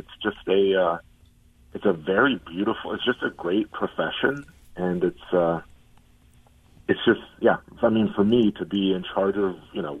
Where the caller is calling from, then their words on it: Cambridge, Massachusetts, United States; Boston. Cambridge, right by MIT.